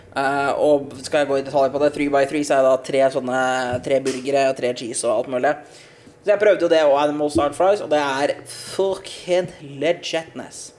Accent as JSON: {"language": "Norwegian", "country": "Norway", "also_born_or_lived": "Bø", "said": "hjemme i, hjemme i Norge"}